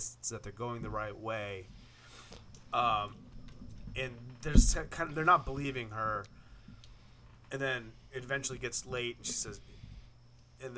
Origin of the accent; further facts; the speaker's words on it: Maine, United States; I'm from Maine